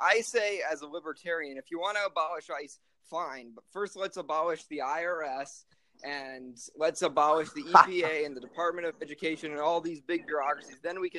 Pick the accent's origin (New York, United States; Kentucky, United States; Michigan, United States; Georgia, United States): New York, United States; my home state of New York